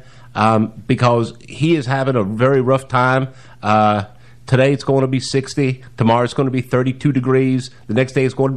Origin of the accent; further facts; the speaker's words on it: Georgia, United States; my home state of Georgia